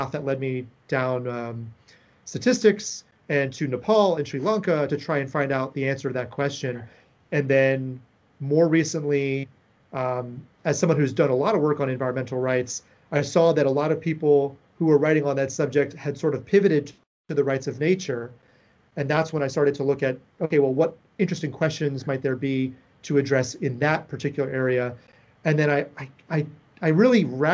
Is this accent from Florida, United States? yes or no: yes; South Florida, United States; I'm originally from South Florida